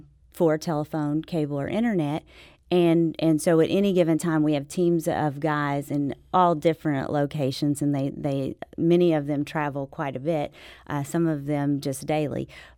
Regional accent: Dallas, Texas, United States; also born or lived in Memphis; now in Sikeston, United States; I was born in Memphis, spent my youngest years in Dallas, but my mama was from Sykeston, and so we always went back to Sykeston.

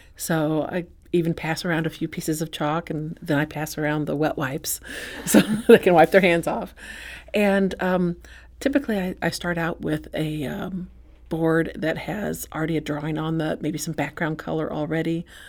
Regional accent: Saint Charles, United States; I'm from Saint Charles

